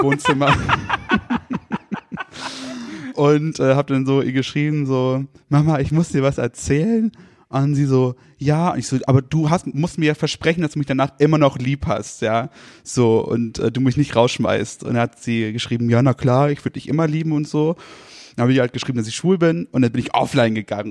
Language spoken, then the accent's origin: German; Rendsburg, Schleswig-Holstein, Germany; also born or lived in Kiel; now in Altenburg, Germany; ich bin in Rendsburg geboren äh, und bin dann so in Dörfern aufgewachsen.